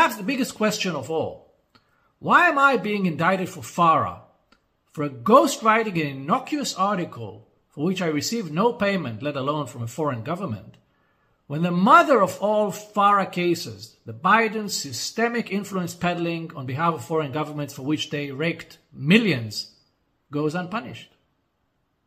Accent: Israel

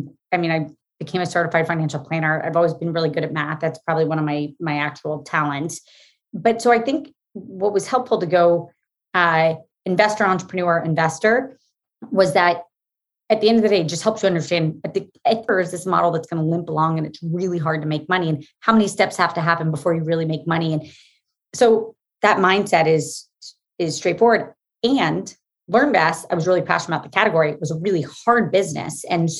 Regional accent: Florida, United States; moved away as an adult; also born or lived in Massachusetts / New York; I grew up in Florida

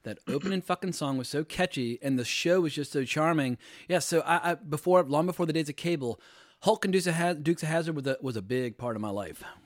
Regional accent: United States; moved away as an adult; also born or lived in North Carolina / Virginia / Los Angeles / New York; I grew up in North Carolina, Virginia

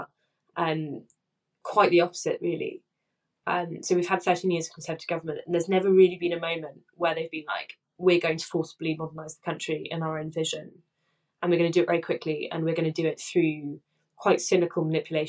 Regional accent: Essex, East of England, United Kingdom; I grew up in Essex

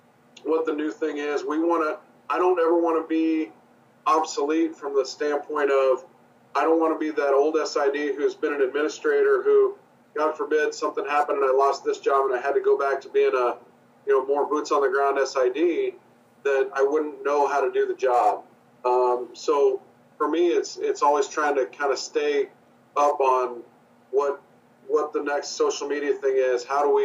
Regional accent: Midwest, United States; I'm from the Midwest and spent a lot of time near Kansas City.

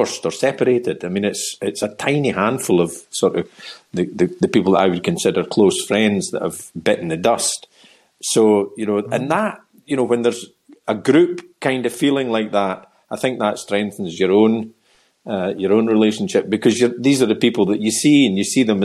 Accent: Perth, Scotland, United Kingdom; also born or lived in Callander / Killin / Rattray; I grew up not just in Perth itself, which is a city that's maybe got 48, 49, 50,000 or something like that, which is tiny by many people's standards. But before that, I was in places like Callander and Killin and Rattray.

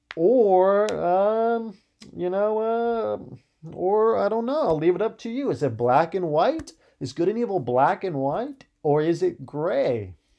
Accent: Ohio, United States; I grew up in Ohio.

